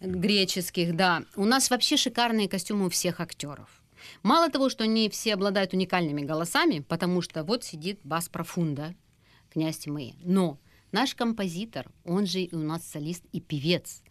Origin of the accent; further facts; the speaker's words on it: Ukraine; у себя на родине, угу. на нашей любимой батькивщине Украине